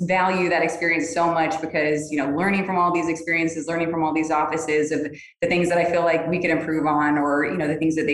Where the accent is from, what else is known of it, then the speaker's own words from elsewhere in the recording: Florida, United States; also born or lived in Alaska; now in Texas, United States; I'm from Florida